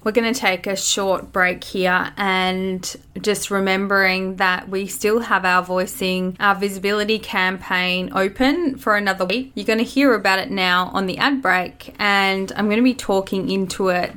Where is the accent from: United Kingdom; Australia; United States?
Australia; born or raised there